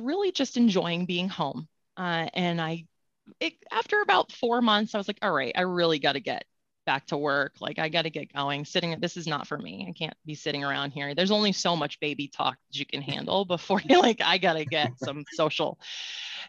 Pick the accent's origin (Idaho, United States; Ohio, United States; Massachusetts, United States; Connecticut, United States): Connecticut, United States; also born or lived in Florida; I'm from Connecticut and went to school in Florida and much to my chagrin, moved back